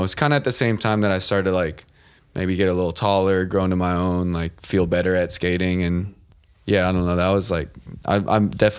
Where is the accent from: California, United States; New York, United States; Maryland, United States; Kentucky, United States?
California, United States; Vista; I grew up in Vista, California, which is, we're in LA now, but like an hour and a half south. It's the top of San Diego in North County. It's like inland from Carlsbad and Oceanside for anyone that doesn't know where it's at, but same vibe, just no beach.